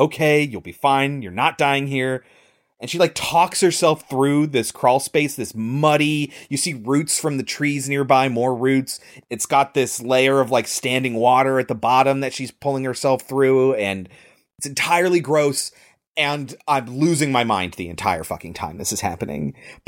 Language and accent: English; California, United States; born there; Like, I was born near the Redwood Forest in Northern California.